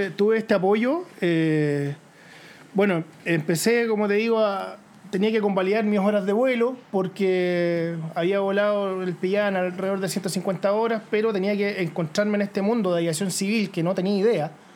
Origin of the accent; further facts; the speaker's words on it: near Curacaví, Santiago Metropolitan Region, Chile; yo crecí eh, cerca de Curacaví, al interior, ¿cierto? Campo